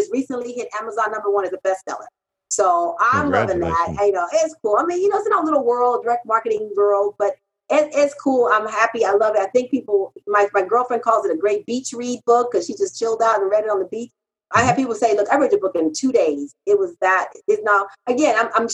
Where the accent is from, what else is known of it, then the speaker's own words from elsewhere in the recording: Haiti; now in United States; when I came from Haiti. I'm a Haitian immigrant